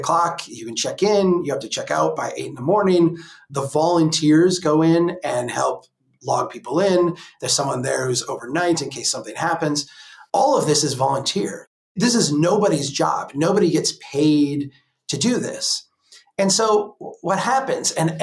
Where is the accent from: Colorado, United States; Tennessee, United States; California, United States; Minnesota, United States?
Minnesota, United States; Brainerd; here in Brainerd, my hometown